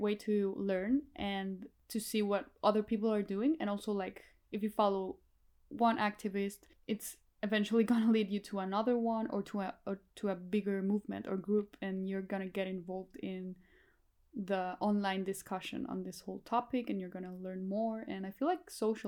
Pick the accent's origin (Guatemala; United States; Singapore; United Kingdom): Guatemala; now in Chile; I grew up in Guatemala and now I live in Chile